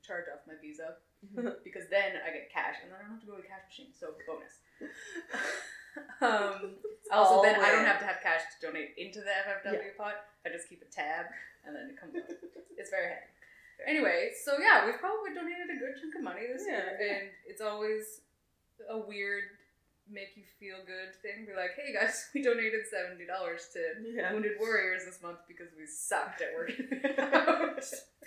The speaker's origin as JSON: {"language": "English", "country": "Canada", "said": "I'm Canadian"}